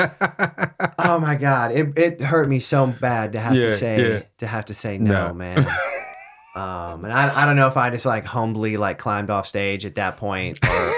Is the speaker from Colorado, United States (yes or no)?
no; California, United States; I was born in Cali, bro. I've got that Cali blood